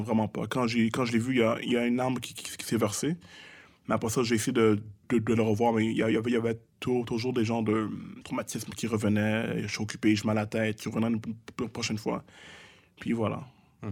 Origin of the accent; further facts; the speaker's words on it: Montreal, Quebec, Canada; Je viens de Montréal-Nord, je viens de Saint-Michel-Pineuf